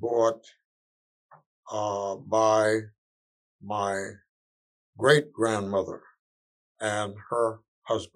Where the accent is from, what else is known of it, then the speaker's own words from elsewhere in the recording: Hilton Head Island, South Carolina, United States; life was fantastic on Hilton Head growing up.